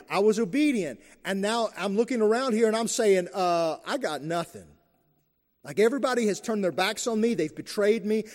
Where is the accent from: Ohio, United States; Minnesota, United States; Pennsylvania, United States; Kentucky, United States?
Kentucky, United States; Eastern; I grew up in Eastern Kentucky.